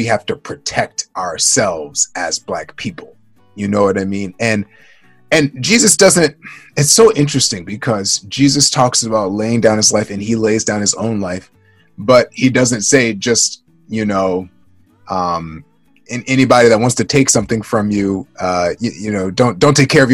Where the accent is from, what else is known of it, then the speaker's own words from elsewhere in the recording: Baltimore, Maryland, United States; I grew up in Baltimore, Maryland, and I'm African American